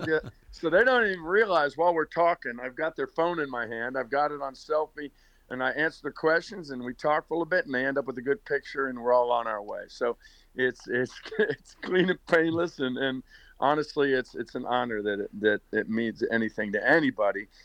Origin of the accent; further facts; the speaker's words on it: Northern Virginia, United States; moved away as an adult; also born or lived in Pittsburgh, Pennsylvania / Williamsburg, Virginia / Hollywood, California; now in Nashville, United States; I was born in Pittsburgh, uh, but my parents uh, split when I was in about third grade, and my mother moved us to Northern Virginia, right outside of um, D.C. And so I grew up in Northern Virginia.